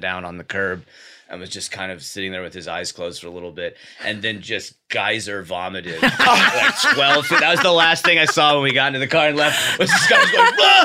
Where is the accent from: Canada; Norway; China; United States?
United States; Glendale, California; moved away as an adult; also born or lived in Van Nuys / Sunland / Pasadena; moved to Glendale when I was like four when my sister was born. We moved and lived there until I went to high school